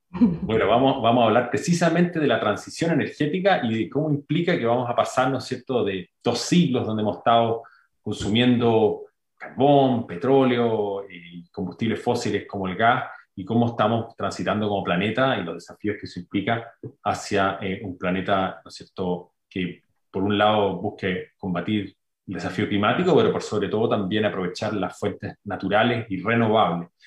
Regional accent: Chile; tenemos como chilenos

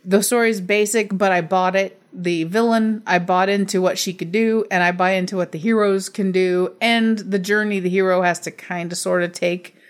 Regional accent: United States; I'm from America

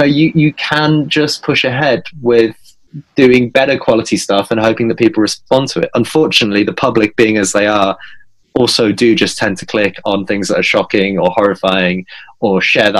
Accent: York, Yorkshire and the Humber, United Kingdom; moved away as an adult; now in London, United Kingdom; I grew up near York. I was born in York.

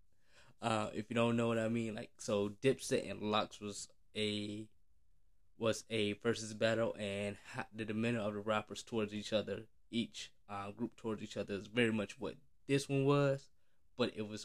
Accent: Florida, United States; I'm from Florida

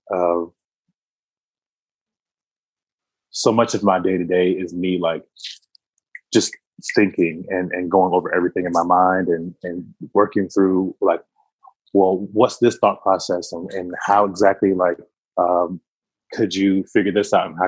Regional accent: Wilmington, North Carolina, United States; I come from a small city in North Carolina called Wilmington, North Carolina. And I grew up there on the north side of that city

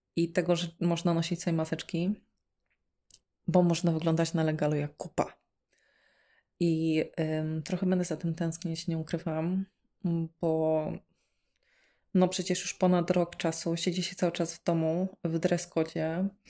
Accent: eastern Poland, Poland; moved away as an adult; also born or lived in Kraków; ja sobie pochodzę z mojej miejscowości, ze wschodu Polski

